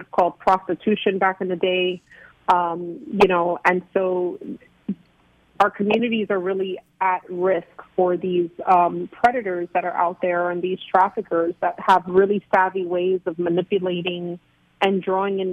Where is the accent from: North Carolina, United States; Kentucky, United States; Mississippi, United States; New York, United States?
New York, United States; New York City; also born or lived in Puerto Rico; now in South Florida, United States; I was born in Puerto Rico and raised in New York City in the Bronx. So I am a New York native